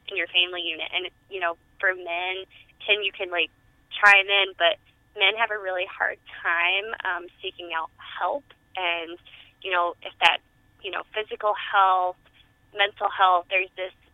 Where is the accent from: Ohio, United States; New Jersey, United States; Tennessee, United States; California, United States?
Tennessee, United States; I grew up in Tennessee, where you know a lot of our vegetables were fried